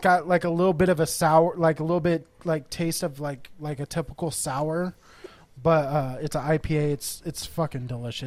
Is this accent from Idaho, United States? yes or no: no; Corona, California, United States; also born or lived in Texas; now in San Diego, United States; I grew up in Corona, the, like the Inland Empire area. Moved to Texas for about ten years, then moved back here